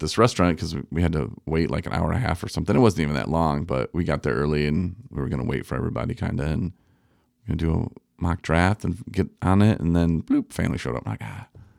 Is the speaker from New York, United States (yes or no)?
no; Coloma, Michigan, United States; I'm from Coloma. This is a poor little city. It's outside of Benton Harbor. It was a rough life growing up there.